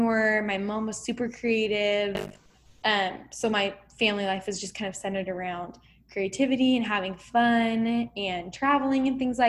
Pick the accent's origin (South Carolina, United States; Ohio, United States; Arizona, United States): Arizona, United States; also born or lived in California / Mesa, Arizona; I was born in California, but raised in Arizona, and I'm still here